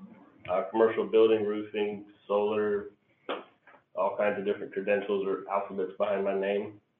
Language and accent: English; Hollywood, Florida, United States; now in Ocala, United States; I'm from Hollywood, Florida, but I live in Ocala, Florida now.